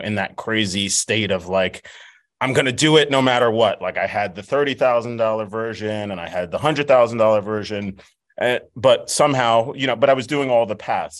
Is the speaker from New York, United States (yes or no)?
yes; New York City, New York, United States; my hometown, um, of Staten Island